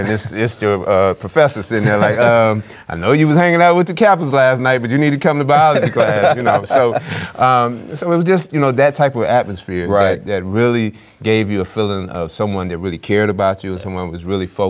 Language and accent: English; Clarksdale, Mississippi, United States; growing up in the Clarksdale, Friars Point, Mississippi area